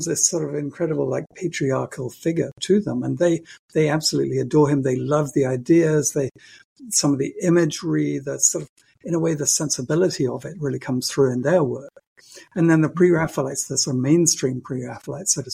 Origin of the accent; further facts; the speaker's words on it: United Kingdom; as a Brit